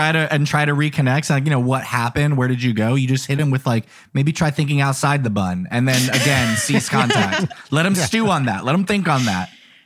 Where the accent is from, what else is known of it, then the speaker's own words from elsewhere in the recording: San Antonio, Texas, United States; I grew up in San Antonio